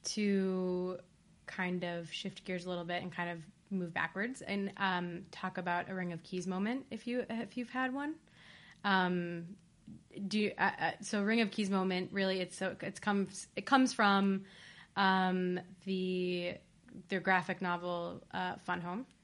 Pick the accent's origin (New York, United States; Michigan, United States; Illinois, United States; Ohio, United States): Ohio, United States; I'm also from Ohio